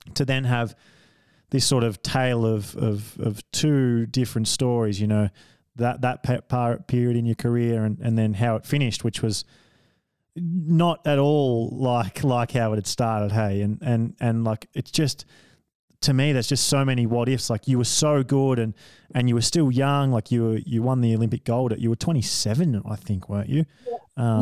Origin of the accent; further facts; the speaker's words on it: Victoria, Australia; I came from Victoria